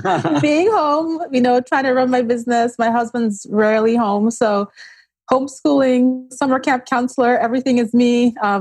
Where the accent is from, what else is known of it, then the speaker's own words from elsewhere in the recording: Nigeria; also born or lived in Austria; now in New Jersey, United States; Between Nigeria and Austria.